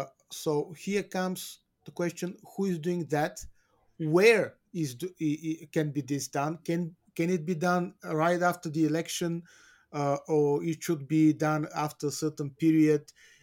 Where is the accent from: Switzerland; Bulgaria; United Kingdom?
Bulgaria; Albania, my home country, Bulgaria, where we are more or less walking on the same path.